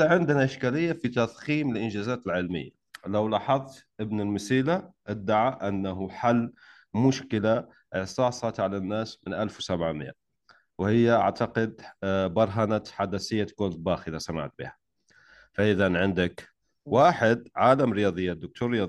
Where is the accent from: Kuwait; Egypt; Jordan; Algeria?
Algeria; انا وانت جزائري على فكره تعرف لو لو ما كنت جزائري مش راح احكي معك هذا الكلام